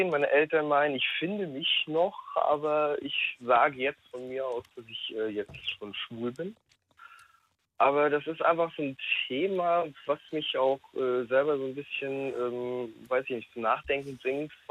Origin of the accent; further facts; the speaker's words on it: Rostock, Mecklenburg-Vorpommern, Germany; also ich wohne, also ich komme aus Rostock, wurde doch dort geboren, bin jetzt in der Nähe, also circa eine halbe Stunde von Rostock.